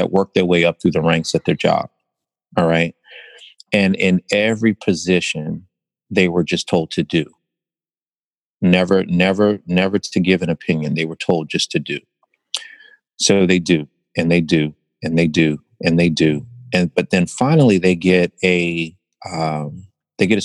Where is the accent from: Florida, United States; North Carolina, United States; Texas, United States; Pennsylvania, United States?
Pennsylvania, United States; Philadelphia; born and raised in West Philadelphia